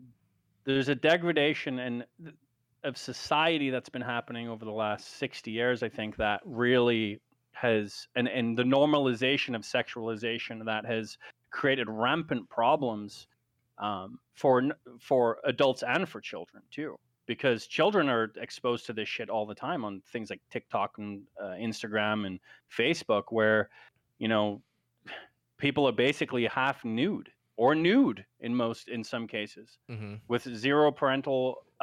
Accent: United Kingdom; So, for example, I'm British, right? So I'm a redcoat.

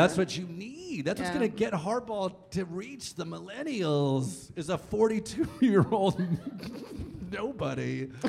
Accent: California, United States; in California, when I was growing up

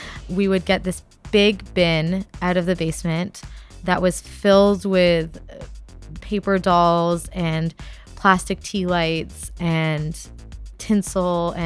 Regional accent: Ottawa, Ontario, Canada; I am from Ottawa, but the reason I am brown is because my parents are from India

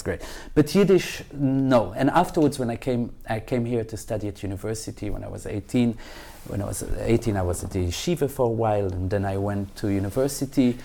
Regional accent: Belgium; now in Israel; I wasn't born here. I was born in Belgium

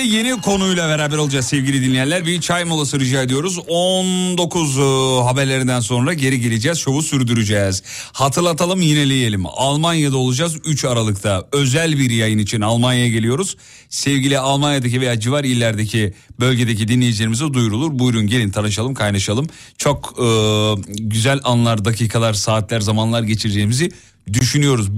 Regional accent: Black Sea Region, Turkey

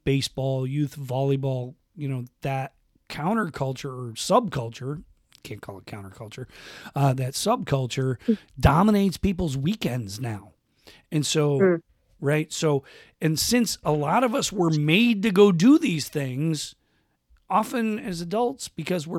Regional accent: Western New York, United States; I grew up in Western New York

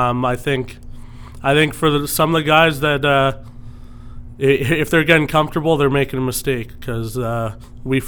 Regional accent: Orangeville, Ontario, Canada; Growing up in Orangeville

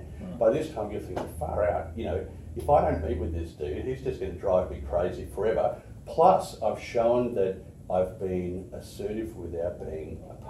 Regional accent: Canada; born there; As I said earlier, I was born in Canada, right?

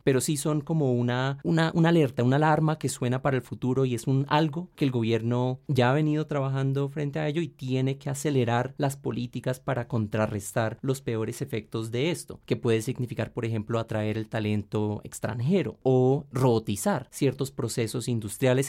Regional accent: Colombia; tenemos una mentalidad acá en Colombia

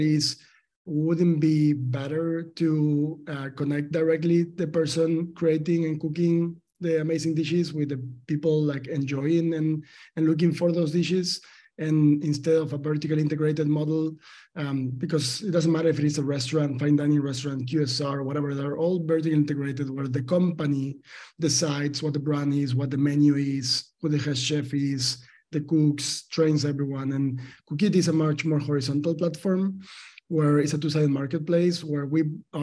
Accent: Argentina; I'm from Argentina. I was born in a farm in Argentina, highly like agricultural country, and my family, my father is a farmer

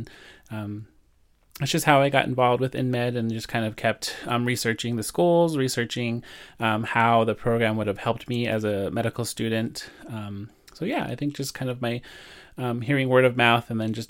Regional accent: New Mexico, United States; I am Navajo and Zuni Pueblo. I am originally from New Mexico.

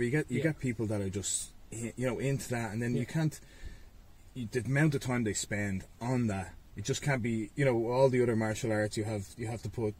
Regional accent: Ballybough, Leinster, Ireland; From Ballybock originally, and then we moved, my mum and dad, they bought a house in Santry when I was 15.

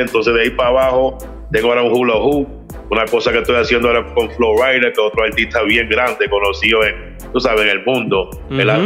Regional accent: New York City, New York, United States; soy puertorriqueño y, pero soy nacido en Nueva York, pero tengo madre, soy, tengo mitad, mi mamá es dominicana, mi papá es puertorriqueño

